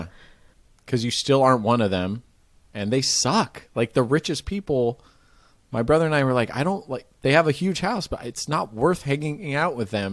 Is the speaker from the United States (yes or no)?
yes; Marin, California, United States; I grew up in Marin, which is just north of it